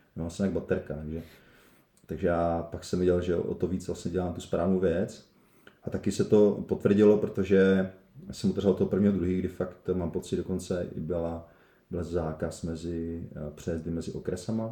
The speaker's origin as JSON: {"language": "Czech", "area": "Uherské Hradiště area, Moravia", "region": "Zlín Region", "country": "Czechia", "also_born_or_lived": "Prague", "moved": "as an adult", "said": "já vlastně pocházím z Sochkara, Uherského Hradiska"}